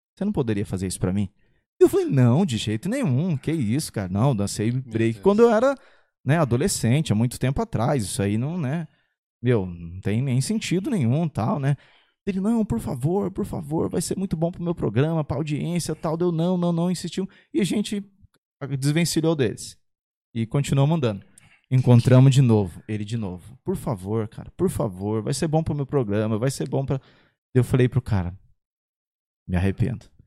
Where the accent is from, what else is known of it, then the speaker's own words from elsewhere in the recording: São José dos Campos, São Paulo, Brazil; Sou de São José, nascido e criado na Zona Sul, Bosque dos Eucaliptos